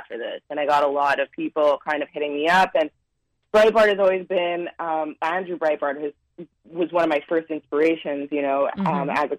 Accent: Canada; moved away as an adult; now in New York, United States; I'm from Canada originally. I'm a dual citizen of the U.S. and Canada, and I grew up in Canada.

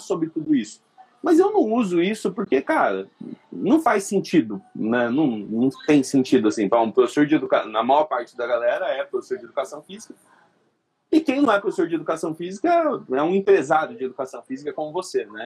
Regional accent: São Carlos, São Paulo, Brazil; nasci em São Carlos, que é interior de São Paulo

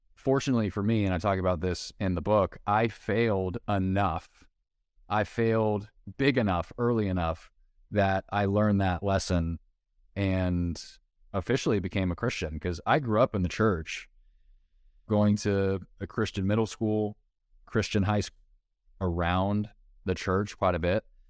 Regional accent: Southern California, United States; moved away as an adult; now in Nashville, United States; I grew up in Southern California, went to the University of Southern California, U S C, which was my dream school

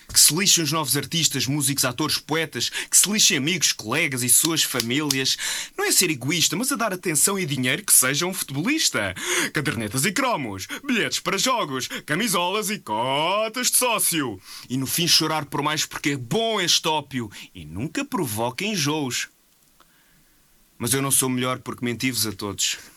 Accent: Portugal; Sou português

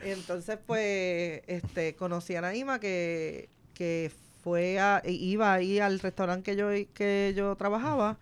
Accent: San Juan, Puerto Rico; Yo soy de aquí de Santurce

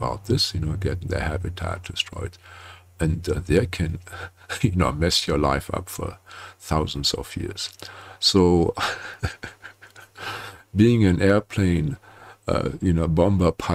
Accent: Germany; I'm from Germany

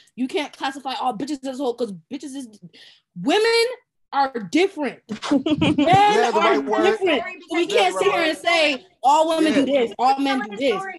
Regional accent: Maryland, United States; moved away as an adult; now in Cleveland, United States; I'm from Maryland, but I'm relocating. Well, April, May, I'm relocating to Georgia.

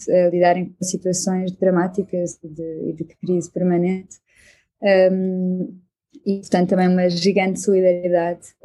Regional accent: Portugal; now in Belgium; eu, eu, eu, vim de Portugal precisamente para não ficar no Facebook

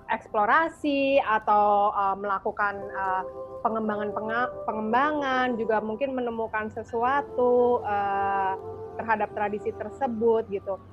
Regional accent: Jakarta, Indonesia; also born or lived in Yogyakarta; aku kan lahir besar di Jakarta cuman aku merit tinggal di Jogja tapi sekarang aku balik lagi ke Jakarta

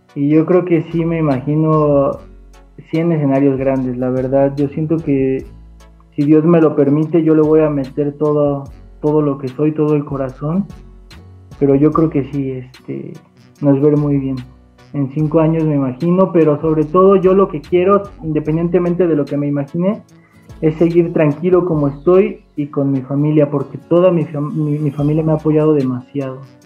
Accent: Atotonilco el Alto, Jalisco, Mexico; se grabó en Atotonilco el Alto, yo soy de, de allá

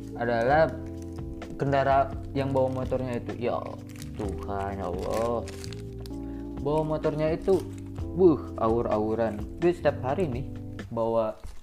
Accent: Java, Indonesia; moved away as an adult; also born or lived in Pangandaran; now in Bengkulu, Indonesia; Setelah gue 3 bulan berada jauh dari rumah gue Itu di daerah Pulau Jawa lah sekarang gue di sini di Bengkulu

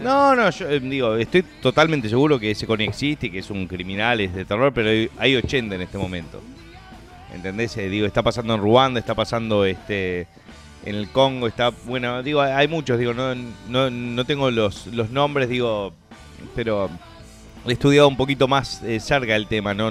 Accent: Uruguay; como uruguayos

